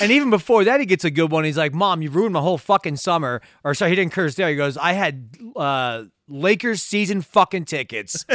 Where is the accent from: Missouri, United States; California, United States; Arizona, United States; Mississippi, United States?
Arizona, United States; Tucson; we're from Tucson